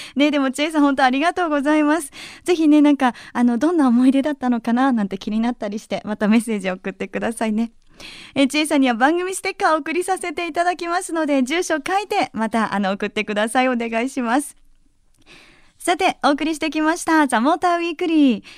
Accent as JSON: {"language": "Japanese", "region": "Yamanashi", "country": "Japan", "tie": "born or raised there", "said": "出身が山梨なので"}